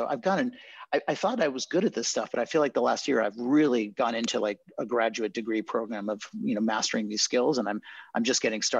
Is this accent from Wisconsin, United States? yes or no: no; California, United States; born there; So I was born in Marin County in California to hippie parents.